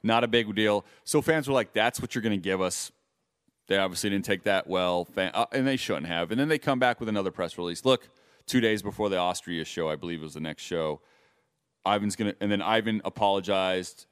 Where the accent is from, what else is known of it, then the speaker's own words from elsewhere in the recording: Las Vegas, Nevada, United States; we are from Vegas.